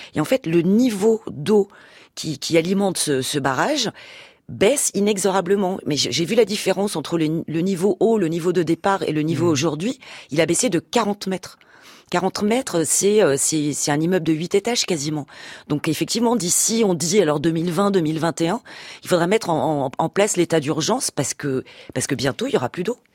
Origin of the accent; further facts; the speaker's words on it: France; en tant que française en plus on est quand même un peu les rois des râleurs